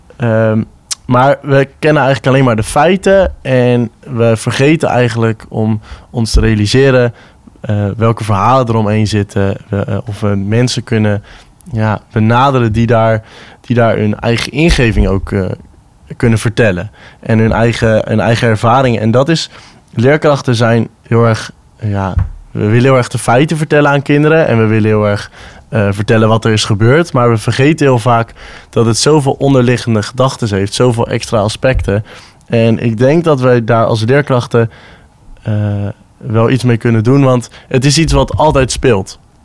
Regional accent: Netherlands; als Nederlanders

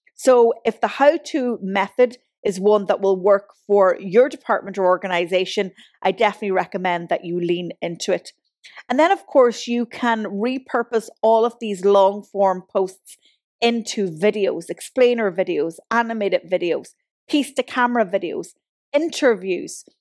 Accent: Ireland; now in Galway, Ireland; I'm from Donegal and I live in Galway

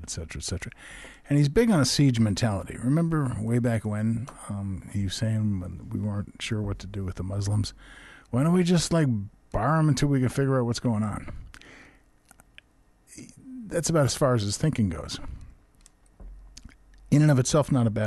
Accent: New York, United States; I grew up in New York, and there was a sporting goods store called Modell's.

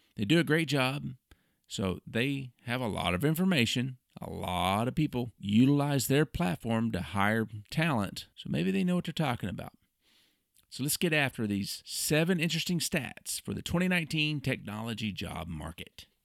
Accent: Oklahoma City, Oklahoma, United States; my hometown, Oklahoma City

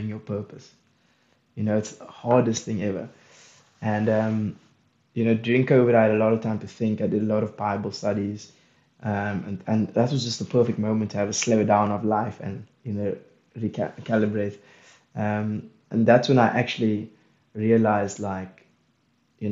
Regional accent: South Africa

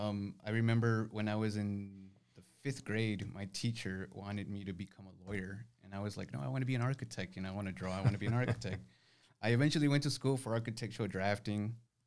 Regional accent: San Antonio, Texas, United States; also born or lived in Nuevo Laredo / Houston; No, I was born in Nuevo Laredo, Mexico. We moved over to Houston before I could even walk, and then slightly after we moved here to San Antonio. So, I mean, my whole life has been here.

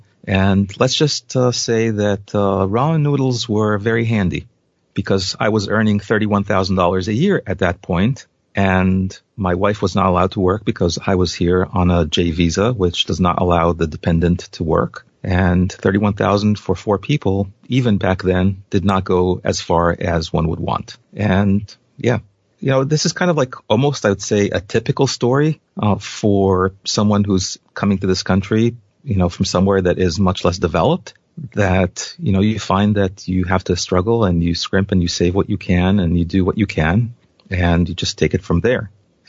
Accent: Israel; moved away as an adult; now in United States; So I came from Israel, and the salaries in Israel are by and large lower than the U.S. by a significant factor.

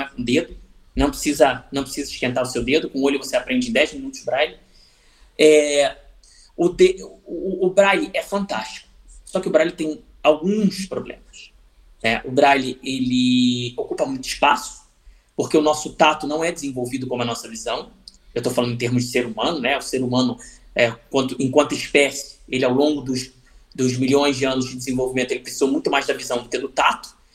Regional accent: Rio de Janeiro, Brazil; a cidade onde eu nasci, o Rio de Janeiro

